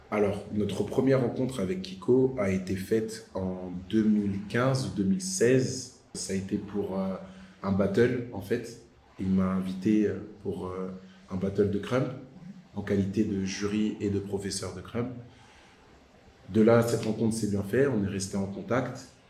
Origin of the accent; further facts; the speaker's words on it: Villepinte, Île-de-France, France; je suis originaire de Villepinte